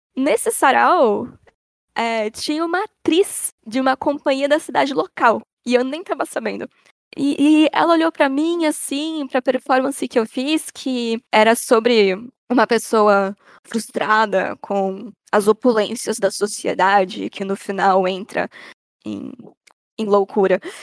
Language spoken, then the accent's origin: Portuguese; São Paulo, Brazil; moved away as an adult; now in Socorro, Brazil; eu nasci na cidade de São Paulo, na, na querida Zona Norte